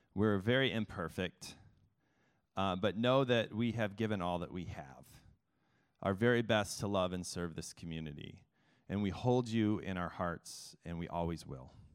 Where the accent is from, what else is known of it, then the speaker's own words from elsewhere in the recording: Mount Vernon, Illinois, United States; also born or lived in Chicago, Illinois; now in Philadelphia, United States; I started in small town Illinois in a town called Mount Vernon, the Mount Vernon Rams